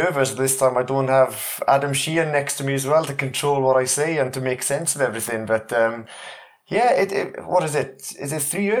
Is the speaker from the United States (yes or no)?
no; Wales, United Kingdom; accent: mixed; So I'm a Welshman. I know my accent doesn't really tell the story now. It's a bit mixed